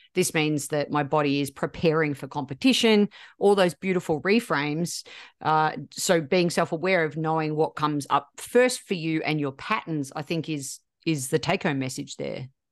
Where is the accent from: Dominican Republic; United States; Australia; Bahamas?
Australia; I'm Australian